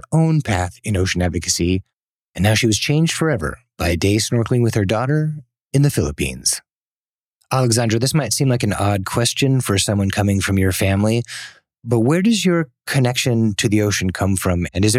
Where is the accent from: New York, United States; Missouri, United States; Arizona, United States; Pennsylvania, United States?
Arizona, United States; growing up in Arizona